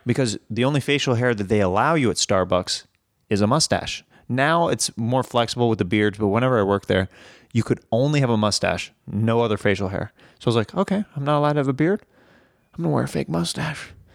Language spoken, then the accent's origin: English; Kansas City, United States; I'm from Kansas City